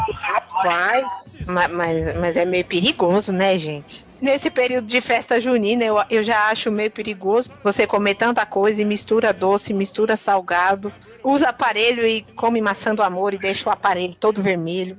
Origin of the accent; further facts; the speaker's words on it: Northeast Region, Brazil; eu sou do Nordeste